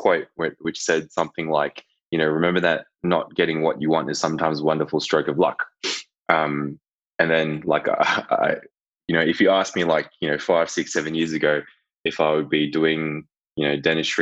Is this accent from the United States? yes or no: no; Melbourne, Victoria, Australia; moved away as an adult; also born or lived in Hong Kong / Gold Coast; now in Townsville, Australia; I was born overseas. I'm from Hong Kong originally. Moved to Melbourne when I was two, and then after I did school